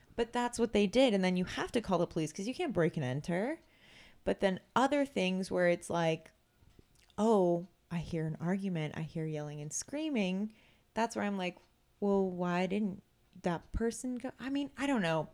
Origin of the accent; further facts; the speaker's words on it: Vacaville, California, United States; I grew up in Vacaville. It's a very small town